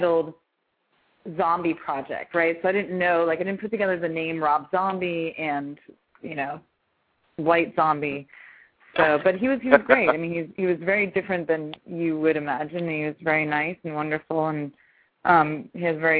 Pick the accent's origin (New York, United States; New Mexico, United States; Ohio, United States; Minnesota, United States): New York, United States; now in Los Angeles, United States; I'm in L.A., but I love the East Coast because, you know, I'm a New Yorker, so got to stick to your roots